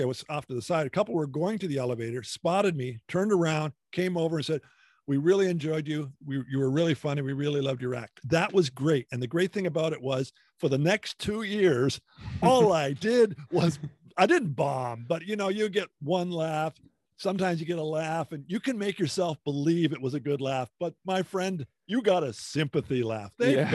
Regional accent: Hamilton, Ontario, Canada; I'm from Ontario, a Hamilton area.

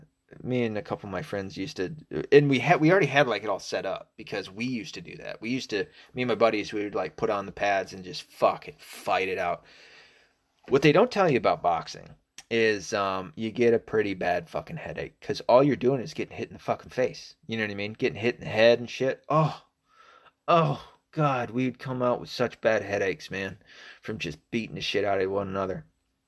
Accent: the South, United States; accent: southern; I've lost a lot of my southern accent. I've lost a ton of it. I sound like a northerner.

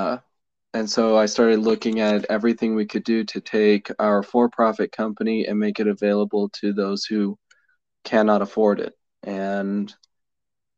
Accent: Colorado, United States; I grew up in Colorado

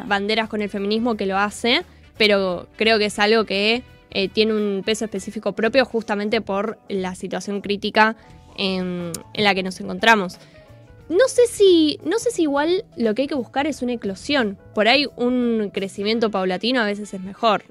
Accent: Argentina; como argentinos y como argentinas

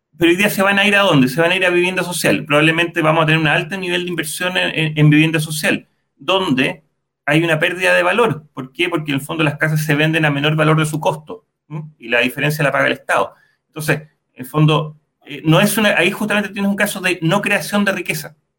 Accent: Chile; nuestro país

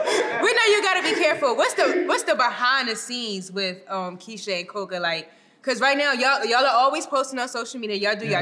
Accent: Philadelphia, Pennsylvania, United States; I'm from Philly

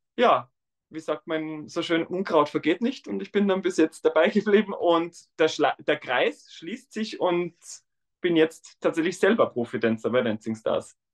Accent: Tyrol, Austria; accent: Austrian dialect; now in Vienna, Austria; ich komme ursprünglich aus Tirol

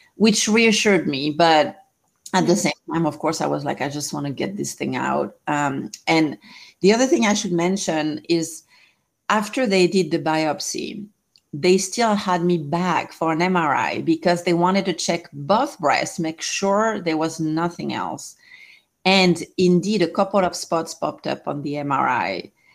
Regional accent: France; English is a second language; moved away as an adult; now in Southern California, United States; I'm originally from France. I've been here 20 years

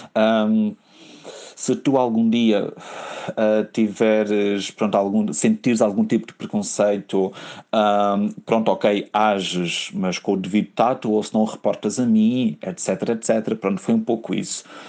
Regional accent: Algarve, Portugal; now in Lisbon, Portugal; eu sou algarvio

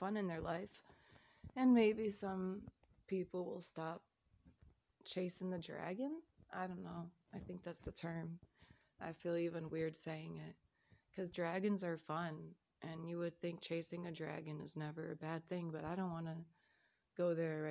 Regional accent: Chicago, Illinois, United States; I'm Chicagoan.

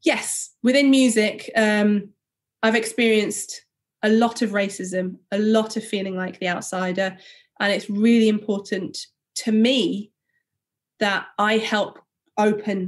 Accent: Huddersfield, Yorkshire and the Humber, United Kingdom; I grew up in Huddersfield, I was from an all-white school.

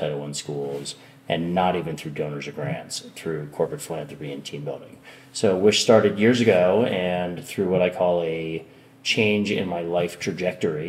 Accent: Westchester County, New York, United States; I grew up in Westchester County, New York

